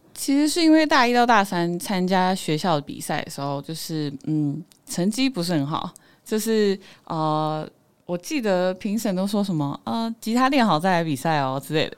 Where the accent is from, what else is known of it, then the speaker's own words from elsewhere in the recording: Taiwan; accent: Sihai Hakka accent; first language Hakka; moved away as an adult; now in Taipei, Taiwan; 我的腔调比较特别，叫四海腔